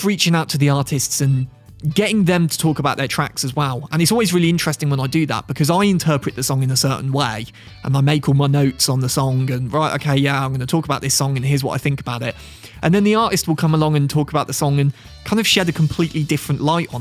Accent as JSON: {"language": "English", "region": "Midlands", "country": "United Kingdom", "said": "I'm from the Midlands. I'm a Midlands lad. I live not too far from Worcester."}